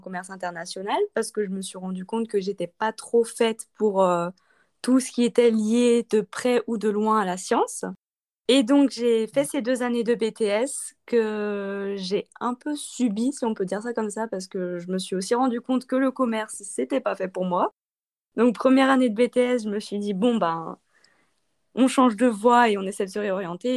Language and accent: French; Saint-Étienne, Auvergne-Rhône-Alpes, France; moved away as an adult; now in Montpellier, France; Je viens de Saint-Étienne